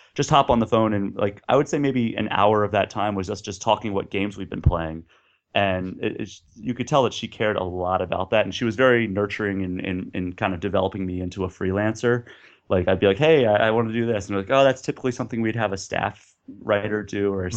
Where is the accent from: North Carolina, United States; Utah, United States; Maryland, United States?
Maryland, United States; Baltimore; also born or lived in Pittsburgh / Austin, Texas; now in Minneapolis, United States; I grew up around Baltimore